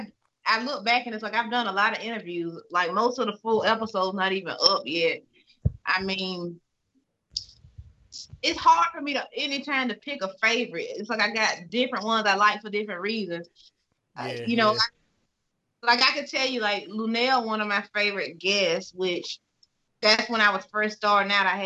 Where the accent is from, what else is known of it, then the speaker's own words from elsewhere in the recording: the South, United States; moved away as an adult; now in New York, United States; I'm from the South. I grew up there